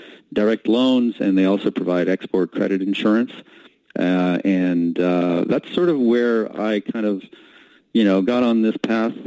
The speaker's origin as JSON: {"language": "English", "town": "Montreal", "region": "Quebec", "country": "Canada", "tie": "born or raised there", "also_born_or_lived": "England / New York tri-state area", "moved": "as an adult", "lives_now": "New York, United States", "said": "I grew up in Canada and actually was born in England. My parents emigrated to Canada, grew up in Montreal, and McGill was kind of practically"}